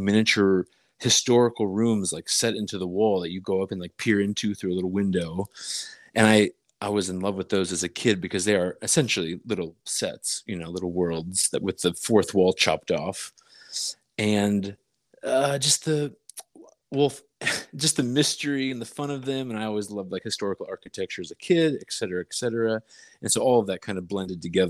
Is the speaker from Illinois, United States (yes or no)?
no; Dayton, Ohio, United States; moved away; also born or lived in New York; I'm from Ohio, Dayton, Ohio